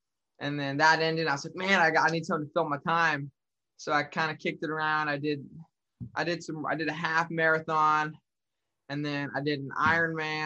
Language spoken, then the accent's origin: English; Nebraska, United States; moved away as an adult; now in Iowa, United States; I'm not actually from Iowa. I'm living in Iowa. I'm from Nebraska